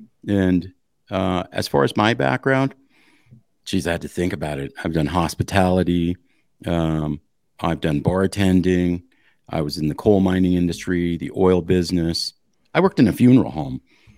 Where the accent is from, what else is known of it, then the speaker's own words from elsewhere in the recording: Montana, United States; Okay. So I come from Eastern Montana. I come from the smallest, least populated county in the state.